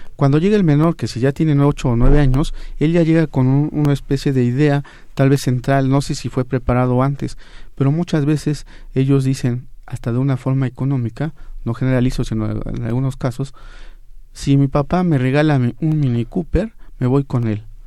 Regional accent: San Jerónimo, Oaxaca, Mexico; Yo soy del estado de Oaxaca, eh, en un poblado que se llama San Jerónimo, cerca del distrito de Silacayuapan

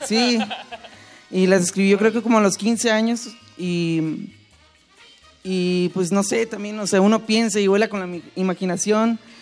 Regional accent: Tijuana, Baja California, Mexico; Somos de Tijuana

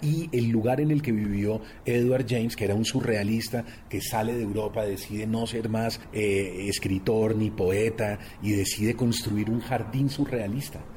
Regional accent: Colombia

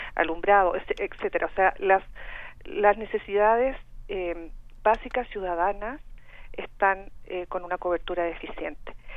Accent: Chile; accent: Chilean; moved away as an adult; now in Mexico; tengo este acento chileno porque soy chilena de origen

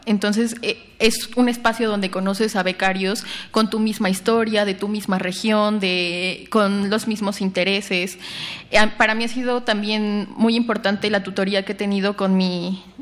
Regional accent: Oaxaca, Mexico; tocaban pues eran canciones de Oaxaca, entonces eso para mí era impresionante estar tan lejos de mi pueblo, de mis papás y ver como que en, la banda había como muchas personas que yo conocía.

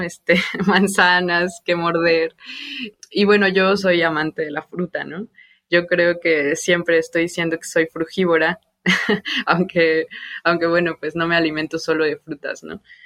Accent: Mexico City, Mexico; yo crecí en Santa Úrsula Cuapa, bueno, en el barrio de La Ruiz y después en la colonia vecina.

